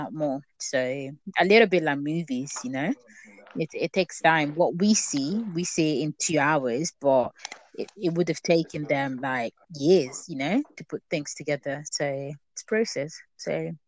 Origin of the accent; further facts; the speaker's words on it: Italy; moved away; growing up in Italy for most of my life, really, I used to go to a Catholic church